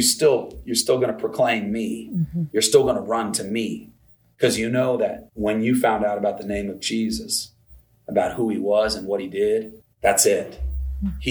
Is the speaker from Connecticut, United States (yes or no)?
no; Vermont, United States; I grew up in Vermont